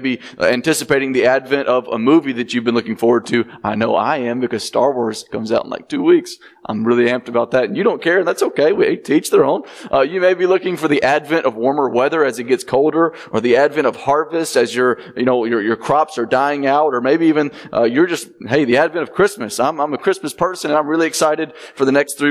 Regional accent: Birmingham, Alabama, United States; moved away as an adult; now in Millport, United States; I grew up in the Birmingham area, and we grow up differently

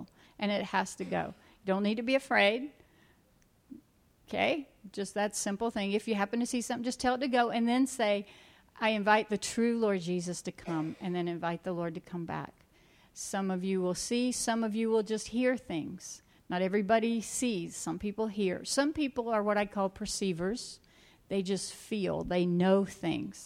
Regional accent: South Georgia, United States; moved away; I'm from South Georgia where it's hot, was from South Georgia.

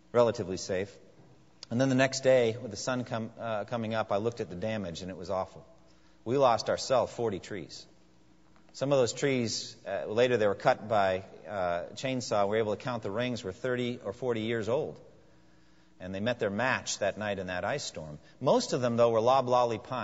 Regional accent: New England, United States; now in eastern US; I was raised in New England and used to just snow

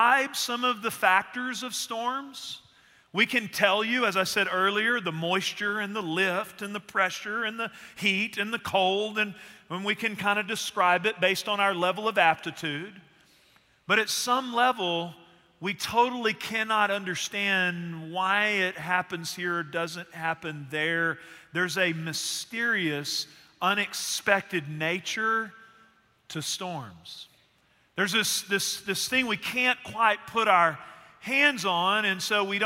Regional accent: Northeast Texas, United States; moved away as an adult; also born or lived in Abilene, Texas; now in Central Texas, United States; I grew up in Northeast Texas, spent some time in Central Texas around here

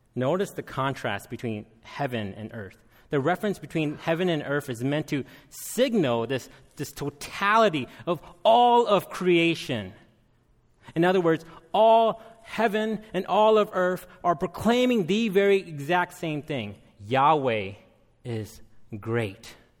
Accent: United States; also born or lived in Minneapolis, Minnesota; I am Hmong American

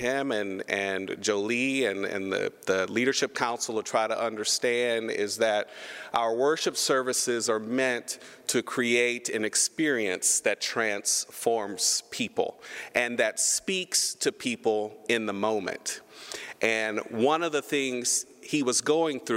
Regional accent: Humble, Texas, United States; I am a Texan. I was raised in Humble, Texas

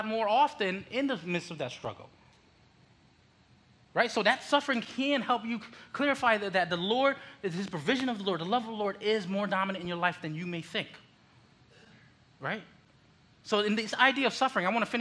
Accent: Connecticut, United States; born or raised there; also born or lived in Philippines

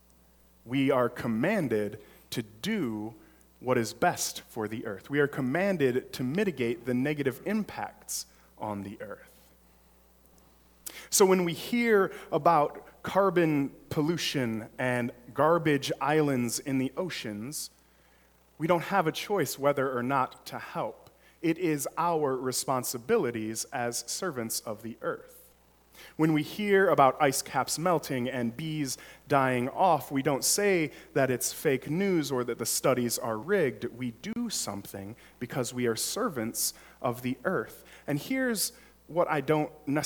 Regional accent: Detroit, Michigan, United States; now in Arlington Heights, United States; I'm originally from Metro Detroit area

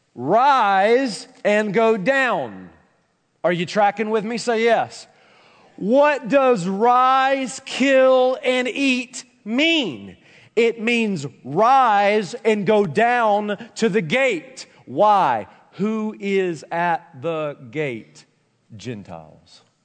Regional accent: Tennessee, United States; I'm a country boy for Tennessee

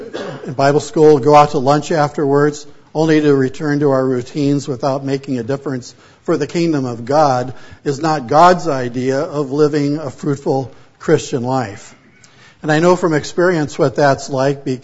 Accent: Pomona, California, United States; also born or lived in San Fernando Valley, California / Oregon / Canadian prairies, Canada; my wife and I grew up in Pomona, California

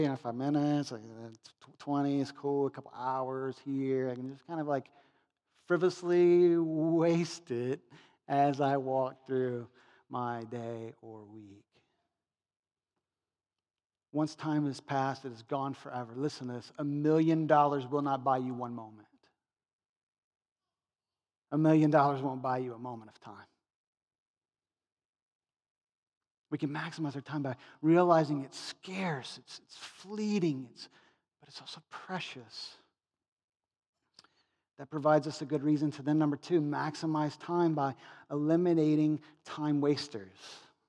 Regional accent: United States; Because we're American materialists wrapped up in our money.

